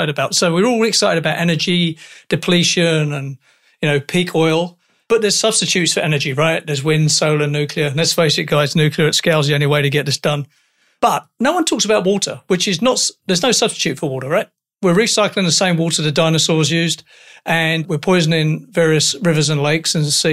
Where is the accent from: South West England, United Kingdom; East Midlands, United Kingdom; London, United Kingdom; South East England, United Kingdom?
London, United Kingdom; accent: London; moved away as an adult; now in Canada; when I emigrated to Canada, I'm a Canadian, but this accent is from London